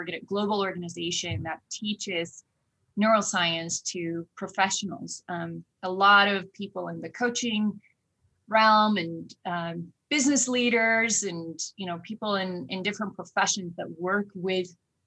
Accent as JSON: {"language": "English", "region": "Oslo", "country": "Norway", "tie": "born or raised there", "also_born_or_lived": "Oklahoma", "moved": "as an adult", "lives_now": "United States", "said": "I grew up and born and raised in Oslo, Norway"}